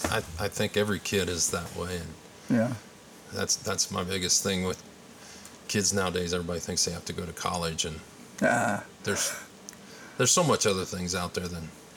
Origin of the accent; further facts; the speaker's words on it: Batesville, Indiana, United States; I was born right here in Batesville.